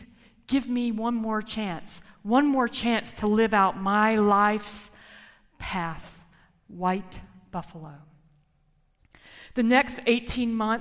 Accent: Jacksonville, Florida, United States; I was born in Baptist Hospital just across the St. John's River.

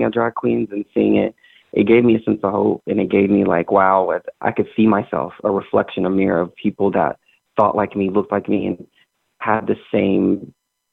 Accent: Arkansas, United States; I'm from Arkansas because it's who I am. It's where I grew up

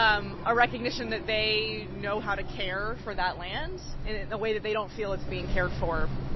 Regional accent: Hampton Roads, Virginia, United States; moved away as an adult; now in Long Island, United States; I grew up in a part of the world with a lot of maritime culture. I grew up in Hampton Roads in Virginia

